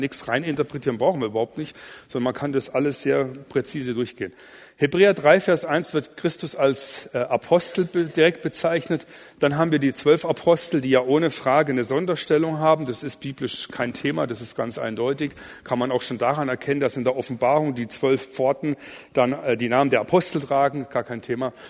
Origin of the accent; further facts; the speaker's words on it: Allgäu, Bavaria, Germany; ich komme aus dem Allgäu